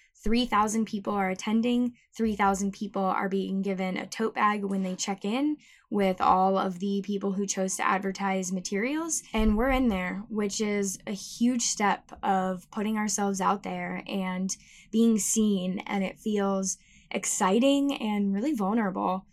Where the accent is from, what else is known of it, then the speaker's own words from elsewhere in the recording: Tucson, Arizona, United States; moved away; I flew out to my hometown of Tucson